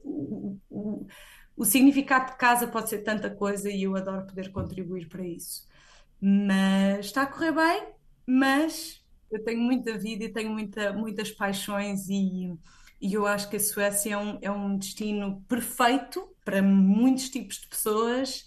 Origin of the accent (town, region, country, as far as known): Portugal; moved away as an adult; now in Sweden